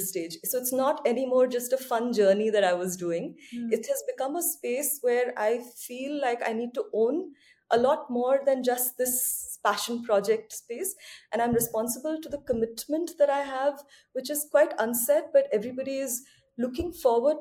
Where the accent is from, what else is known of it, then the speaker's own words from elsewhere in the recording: Odisha, India; the state, which I call my home state